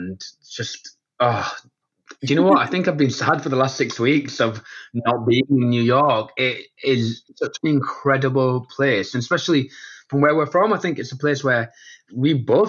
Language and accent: English; the north of England, United Kingdom; We're from the north of England, actually.